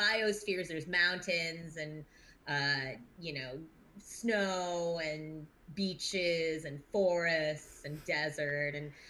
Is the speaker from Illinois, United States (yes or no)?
no; Hollywood, California, United States; born there; also born or lived in Santa Monica / Pasadena; I've lived in Santa Monica and out in the suburbs, and I was born in Hollywood and like a couple of years in Pasadena